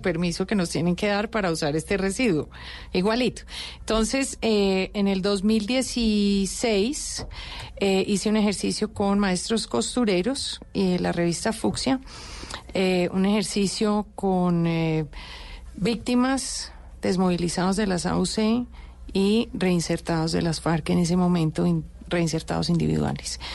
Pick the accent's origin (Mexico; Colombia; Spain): Colombia; Me siento responsable como colombiana